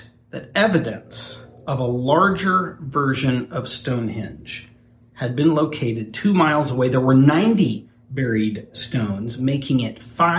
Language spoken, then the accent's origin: English; Ponca City, Oklahoma, United States; I grew up in Ponca City, which is northern Oklahoma.